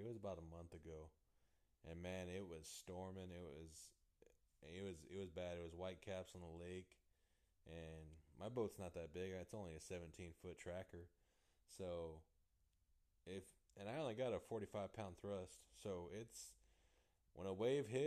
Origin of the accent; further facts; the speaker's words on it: Modesto, California, United States; moved away as an adult; also born or lived in just above Los Angeles, California; now in Texas, United States; I grew up in Central California, like, Modesto area out there